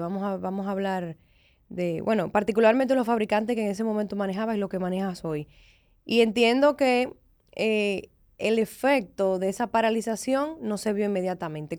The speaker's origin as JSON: {"language": "Spanish", "country": "Dominican Republic", "said": "como dominicanos"}